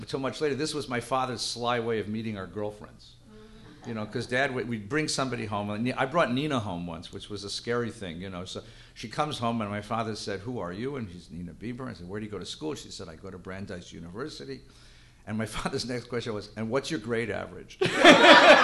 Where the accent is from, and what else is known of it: Los Angeles, California, United States; born or raised there; also born or lived in New Jersey